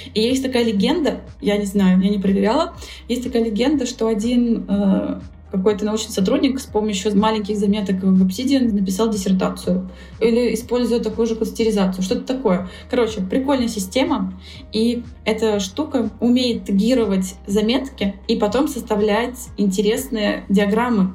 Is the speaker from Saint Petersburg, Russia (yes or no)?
yes; Saint Petersburg, Russia; я сама из Петербурга